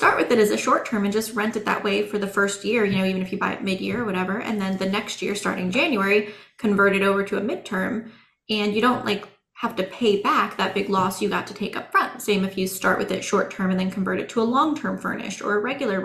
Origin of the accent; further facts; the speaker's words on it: Central Oregon, United States; I grew up in Central Oregon